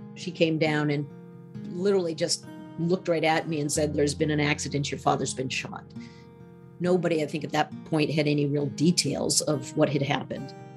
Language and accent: English; Maine, United States; I grew up in Maine. Maine is white.